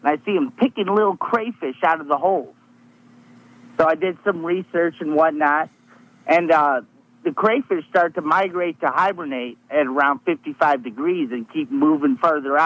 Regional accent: Indiana, United States; I'm from Indiana

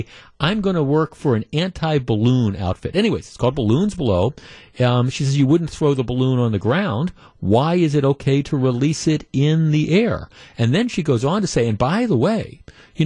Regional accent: Glendale, Wisconsin, United States; growing up in Glendale

